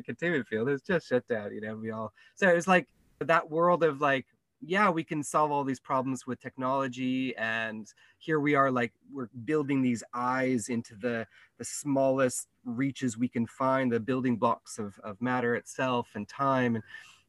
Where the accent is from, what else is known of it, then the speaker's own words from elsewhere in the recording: Santa Cruz, California, United States; moved away as an adult; now in Kenya; I'm from California, Santa Cruz, and I grew up very sort of, you know, activist prone